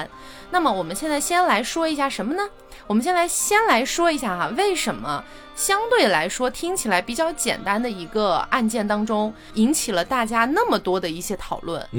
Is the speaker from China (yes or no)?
yes; Chongqing, China; also born or lived in Chengdu, Sichuan / Hangzhou / Beijing; 我小时候在什么重庆、成都也是能看到流浪汉，